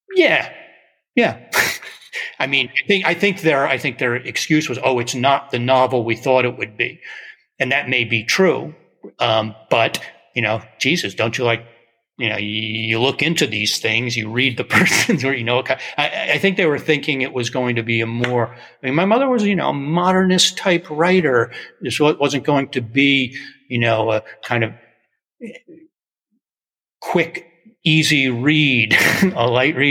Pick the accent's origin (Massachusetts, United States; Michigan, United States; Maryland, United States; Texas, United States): Massachusetts, United States; Amherst; we're both from Amherst